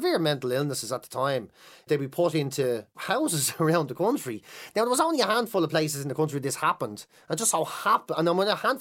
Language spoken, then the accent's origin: English; Dublin, County Dublin, Ireland; also born or lived in Finglas; I grew up in Marino and then Clontarf